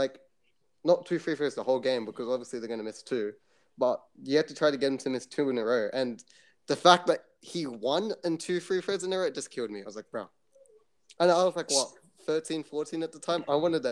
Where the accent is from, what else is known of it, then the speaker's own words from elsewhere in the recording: Sydney, New South Wales, Australia; I'm from Sydney